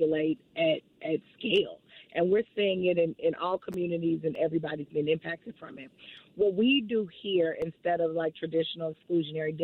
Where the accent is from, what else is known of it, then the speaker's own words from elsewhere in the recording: St. Louis, Missouri, United States; moved away; I'm from St. Louis, born and raised, so I'm super excited to come home. I grew up in the Shaw neighborhood